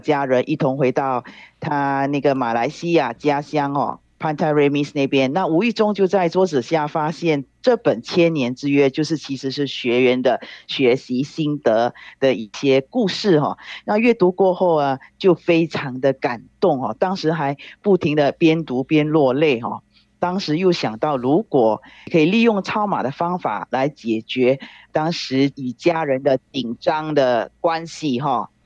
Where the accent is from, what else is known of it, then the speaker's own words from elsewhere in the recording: Singapore; 我是来自新加坡的